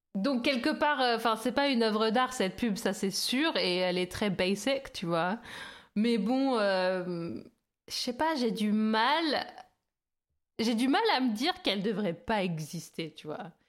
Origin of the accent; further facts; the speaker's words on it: France; nous, bien sûr, en tant que Français